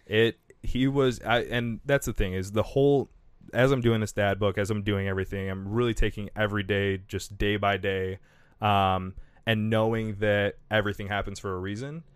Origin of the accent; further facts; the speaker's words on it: Kalamazoo, Michigan, United States; I'm from Kalamazoo